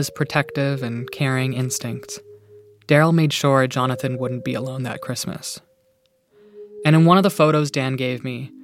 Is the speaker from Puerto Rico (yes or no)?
no; Iona, Nova Scotia, Canada; a tiny little town called Iona, my hometown, hundreds of kilometers away on Cape Breton Island in Nova Scotia